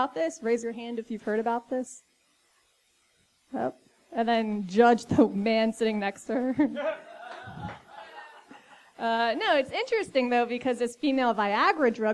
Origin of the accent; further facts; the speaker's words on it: Fairmont, West Virginia, United States; moved away; I was born in West Virginia